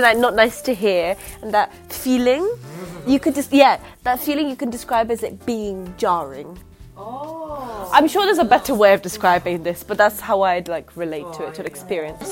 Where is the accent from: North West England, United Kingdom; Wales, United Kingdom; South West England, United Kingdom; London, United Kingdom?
London, United Kingdom; accent: Essex; also born or lived in Essex; I'm from East London, mm. which is part of Essex, where I'm from, mm-hmm. or where I grew up for the most part